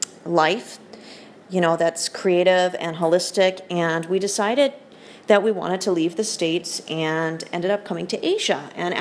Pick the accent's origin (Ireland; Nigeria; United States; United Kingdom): United Kingdom; because I am also British, despite my accent, and I still spell things with a U